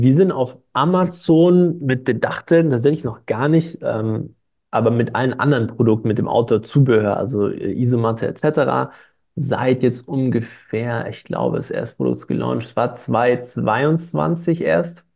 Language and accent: German; Stuttgart, Baden-Württemberg, Germany; ich, ich komme aus Stuttgart